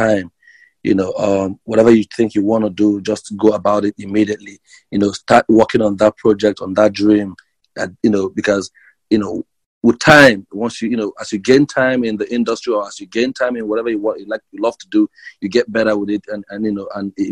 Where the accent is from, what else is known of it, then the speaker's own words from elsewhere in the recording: Nigeria; moved away as an adult; now in United States; I come from Nigeria. Originally, I moved to the United States about 3 years ago